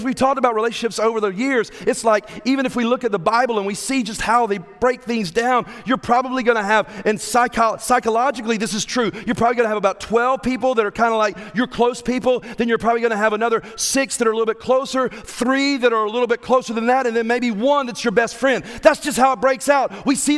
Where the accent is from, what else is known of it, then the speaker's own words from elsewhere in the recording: Evans, Georgia, United States; we're from Evans